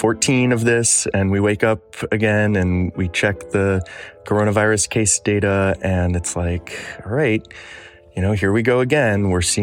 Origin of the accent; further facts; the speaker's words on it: Michigan, United States; Michigan, my home state